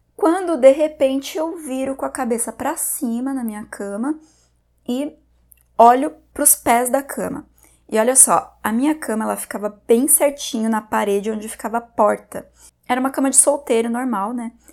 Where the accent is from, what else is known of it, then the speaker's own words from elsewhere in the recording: Porto União, Santa Catarina, Brazil; Nesse momento, eu já estava morando na minha cidade natal de volta, que é Porto União, também em Santa Catarina.